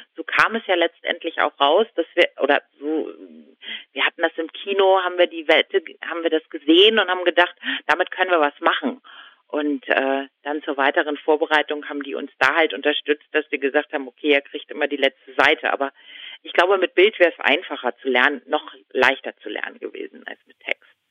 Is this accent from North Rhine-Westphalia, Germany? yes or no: no; Husum, Schleswig-Holstein, Germany; aus Nordfriesland, wo ich herkomme, da schneit es normalerweise nicht so viel